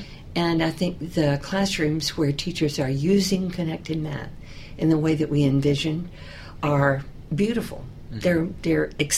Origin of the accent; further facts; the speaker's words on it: Georgia, United States; Well, I grew up in the South, southern part of Georgia, very close to the Florida line.